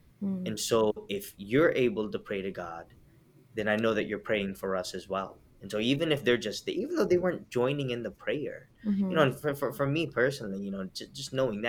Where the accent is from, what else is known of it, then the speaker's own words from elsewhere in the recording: Milledgeville, Georgia, United States; We grew up in Milledgeville, Georgia.